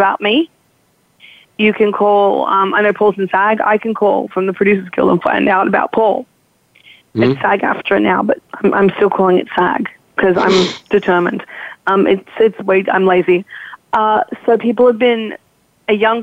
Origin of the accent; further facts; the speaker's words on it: Australia; moved away; I'm Australian